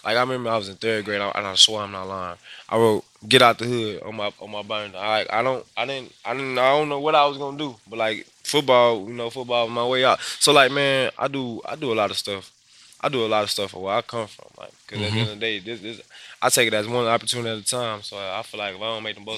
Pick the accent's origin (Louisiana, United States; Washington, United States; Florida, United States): Louisiana, United States; Ponchatoula; I'm from Ponchatoula, Louisiana, about 45 minutes away. Small town